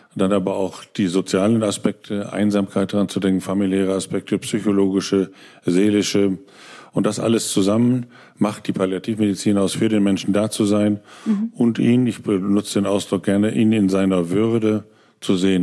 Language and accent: German; Osnabrück, Lower Saxony, Germany; moved away as an adult; now in Berlin, Germany; in meiner Heimat Osnabrück